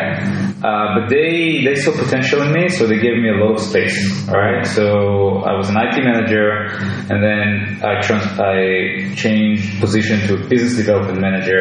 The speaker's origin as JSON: {"language": "English", "country": "Israel", "tie": "born or raised there", "said": "I was born in Israel"}